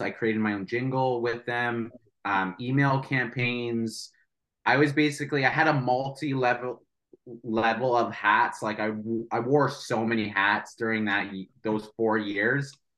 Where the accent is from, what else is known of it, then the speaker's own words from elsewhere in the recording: St. Catharines, Ontario, Canada; I'm from St. Catharines